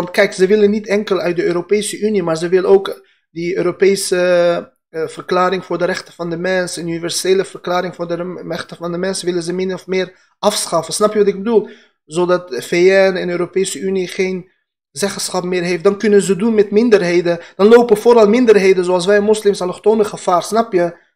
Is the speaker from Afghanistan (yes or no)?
yes; Afghanistan; now in Netherlands; Ik ben ook een Indo-Europeaan. Afghanen, wij Pashtunen.